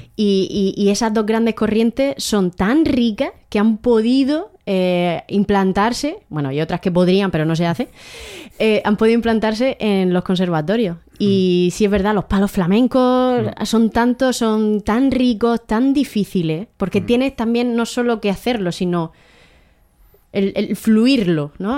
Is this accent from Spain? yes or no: yes; Águilas, Region of Murcia, Spain; also born or lived in Abarán, Murcia; Yo nací en Abarán, Murcia, pero he vivido toda mi vida en Águilas, Murcia.